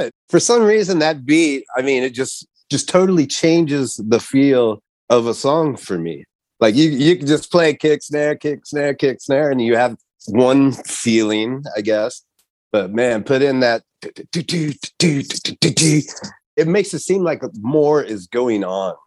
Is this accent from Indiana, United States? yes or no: no; Kansas City, Missouri, United States; I'm from Kansas City